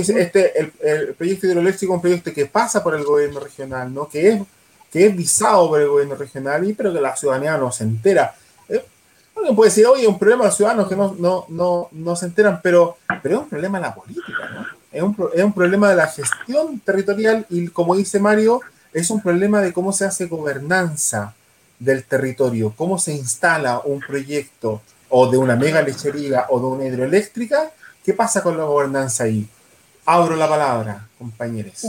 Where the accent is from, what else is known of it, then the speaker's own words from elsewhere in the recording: Quirihue, Ñuble, Chile; yo que soy de Quirihue